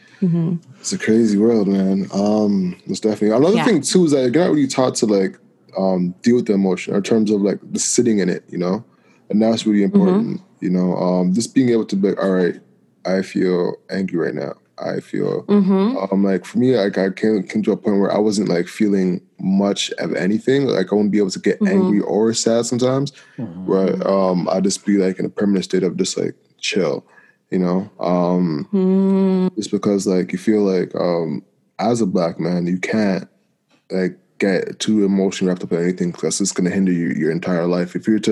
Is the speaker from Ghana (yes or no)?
no; Jamaica; And being Jamaican, like that's like the furthest thing you want to be, you know.